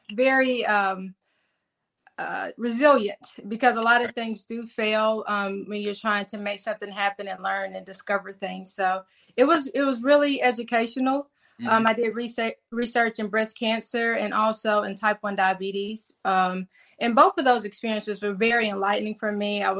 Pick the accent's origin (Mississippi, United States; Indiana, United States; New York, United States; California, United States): Mississippi, United States; Jackson; also born or lived in Gulfport, Mississippi / Arkansas; I was raised in Jackson